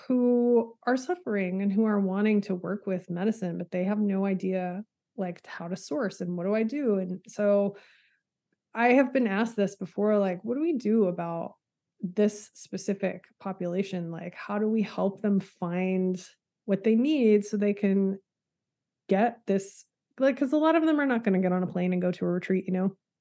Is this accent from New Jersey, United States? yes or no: no; Texas Panhandle, United States; moved away as an adult; I'm from the Panhandle of Texas